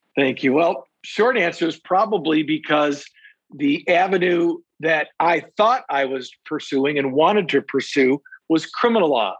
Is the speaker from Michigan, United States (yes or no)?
yes; Saginaw, Michigan, United States; also born or lived in Three Rivers, Michigan / Van Wert, Ohio; now in Detroit, United States; settled in Saginaw, where really I went to uh, public schools in Saginaw Township there from kindergarten years all the way through my uh, high school graduation. So I consider myself in my hometown to be Saginaw